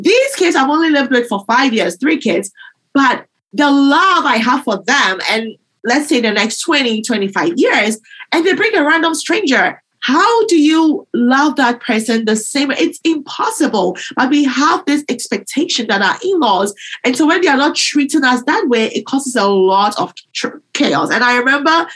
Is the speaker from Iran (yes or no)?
no; Ghana; now in United States; I grew up in Ghana, and before I came to the U.S.